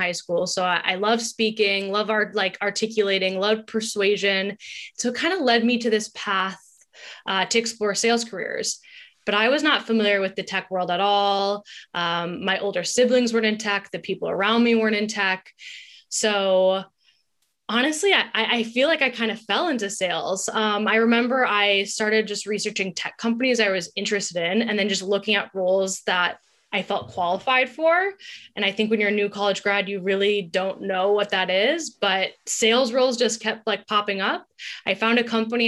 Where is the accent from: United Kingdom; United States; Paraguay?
United States; Wayzata, Minnesota; moved away as an adult; also born or lived in Wisconsin / Brazil; now in New York, United States; we're both from Minnesota and we both went to school in the Midwest. I love it. It's a great place to grow up